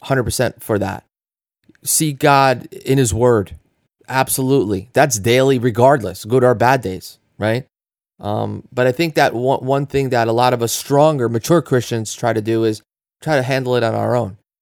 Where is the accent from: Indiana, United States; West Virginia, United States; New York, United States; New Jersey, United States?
New Jersey, United States; we're from New Jersey